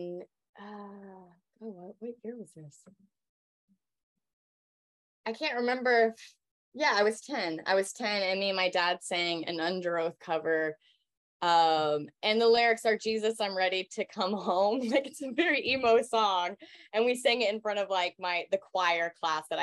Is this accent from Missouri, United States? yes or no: yes; Independence, Missouri, United States; I grew up outside of Kansas City in Independence, Missouri